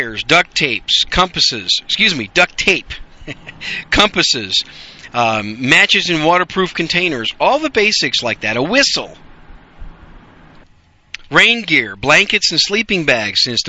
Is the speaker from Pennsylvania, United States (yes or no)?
no; Wisconsin, United States; I grew up in Wisconsin